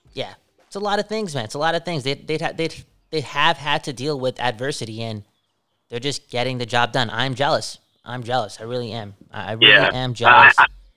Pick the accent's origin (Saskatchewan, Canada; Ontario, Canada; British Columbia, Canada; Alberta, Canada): British Columbia, Canada; Vancouver; we're from Vancouver, and there's a park here in Vancouver called Stanley Park, but there's no Stanley Cup here